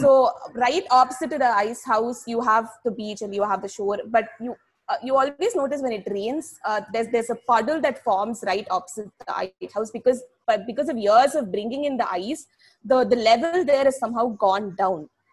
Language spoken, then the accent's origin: English; Chennai, Tamil Nadu, India; I'm from the city, I'm from Chennai